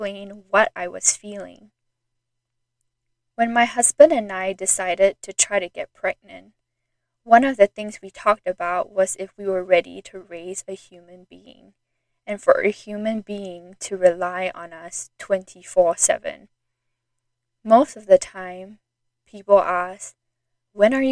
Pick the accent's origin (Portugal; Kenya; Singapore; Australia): Singapore; moved away as an adult; also born or lived in Idaho, United States; I was born and raised in Singapore, and when I was 18, I moved to the state of Idaho in the United States to attend university